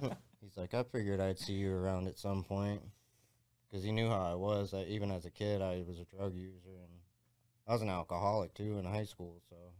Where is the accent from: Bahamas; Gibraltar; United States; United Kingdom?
United States; Jacksonville, Florida; now in Ohio, United States; I'm from Jacksonville, Florida, which is a gnarly town